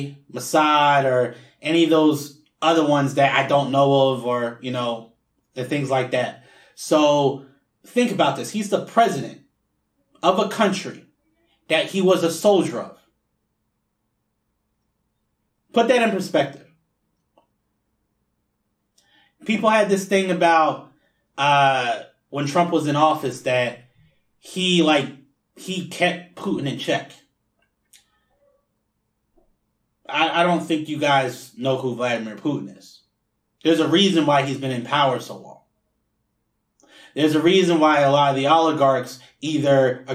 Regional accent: New Jersey, United States; moved away; I'm originally from New Jersey

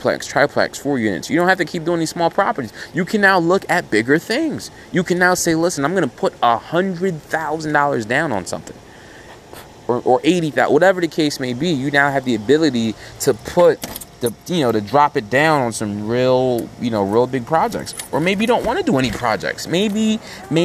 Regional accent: Nigeria; moved away; I'm from Nigeria.

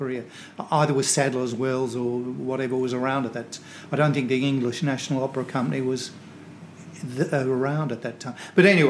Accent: Creswick, Victoria, Australia; now in Ballarat, Australia; I was born in Creswick.

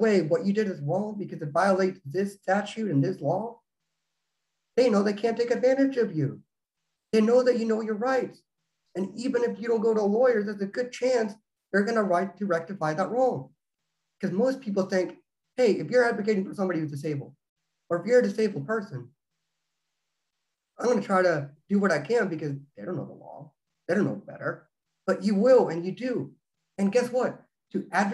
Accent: Texas, United States; now in Oklahoma, United States; I'm originally from Texas, but I'm licensed to practice in Oklahoma

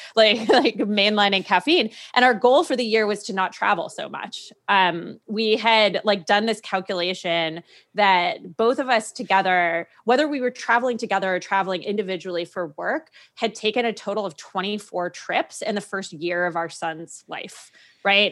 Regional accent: New England, United States; also born or lived in Washington, D.C.; now in San Francisco, United States; I'd never lived on the West Coast 'cause I grew up in New England

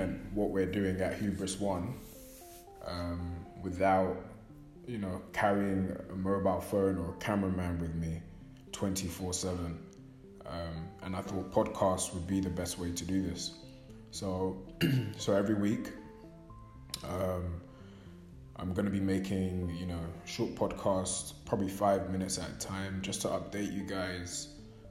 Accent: London, United Kingdom; born and raised in London

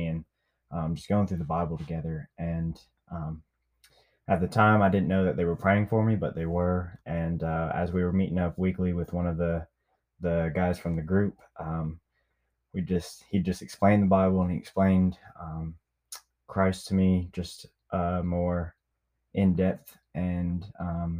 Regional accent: Niceville, Florida, United States; moved away; also born or lived in Memphis, Tennessee / Mississippi Delta; My hometown is Niceville, Florida.

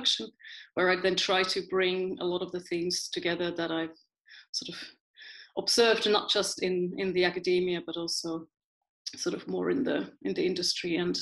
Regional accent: Finland; moved away as an adult; also born or lived in United Kingdom / Sheffield; now in Amsterdam, Netherlands; And I'm originally from Finland, but I haven't lived in Finland since 1996.

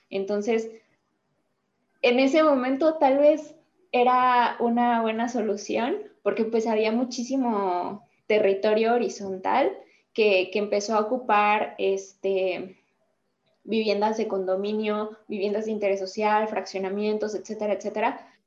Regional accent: Querétaro, Mexico; soy del estado de Querétaro

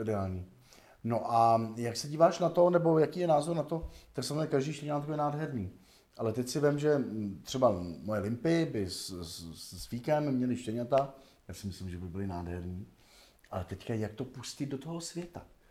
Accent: Osečnice, Hradec Králové Region, Czechia; na vesnici, že jo, jsem vyrůstal jako malý kluk v Osečnici, v Orlických horách.

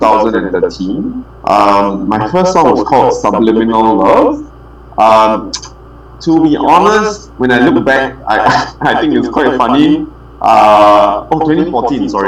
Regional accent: Singapore; I'm from Singapore

